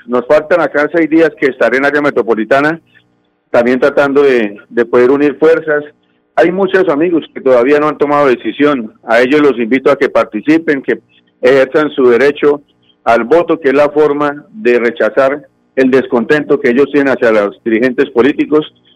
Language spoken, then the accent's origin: Spanish; Floridablanca, Santander, Colombia; yo soy del municipio de Florida Blanca, como usted muy bien nombraba, el barrio de La Cumbre